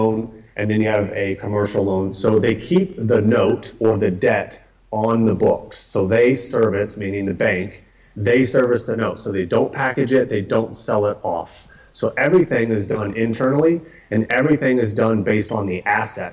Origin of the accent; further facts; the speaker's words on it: Atlanta, Georgia, United States; now in Austin, United States; I grew up in Atlanta